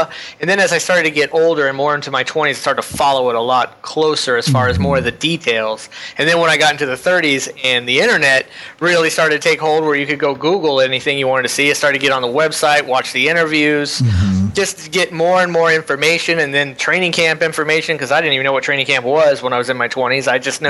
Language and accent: English; Florida, United States; Yes, I was born and raised in Florida in the same county I still live in.